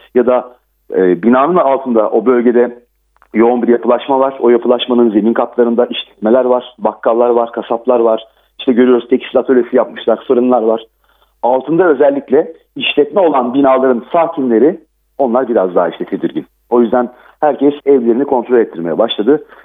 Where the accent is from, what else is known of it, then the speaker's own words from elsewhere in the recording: Gölcük, Kocaeli, Turkey; ben değirmen dereliyim, Gölcüklüyüm. Depremin merkezi benim memleketim.